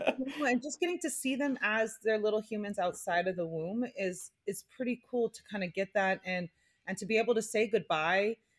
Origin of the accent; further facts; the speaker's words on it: Hawaii, United States; growing up in Hawaii, like, I just, we had this sense of community